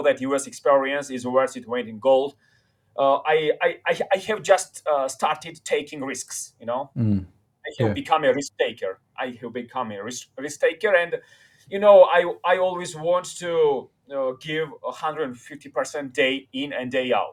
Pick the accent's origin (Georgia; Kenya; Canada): Georgia; Tbilisi; moved away as an adult; now in New York City, United States; I come from Tbilisi, Georgia